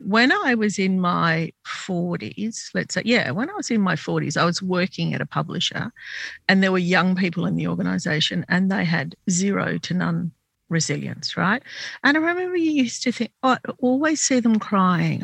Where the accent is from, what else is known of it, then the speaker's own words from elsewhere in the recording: Sydney, New South Wales, Australia; I was born in Sydney, but my parents came from Lebanon to this country